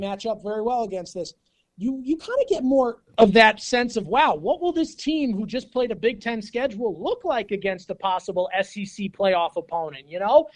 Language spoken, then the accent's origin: English; Florida, United States; I'm from Florida